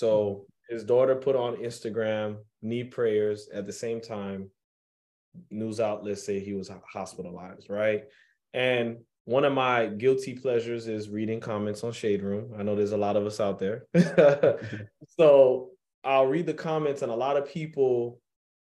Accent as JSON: {"language": "English", "region": "New York", "country": "United States", "tie": "born or raised there", "said": "me growing up in New York"}